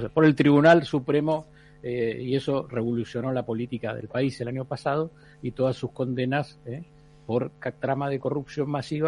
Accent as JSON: {"language": "Spanish", "country": "Argentina", "said": "como argentino"}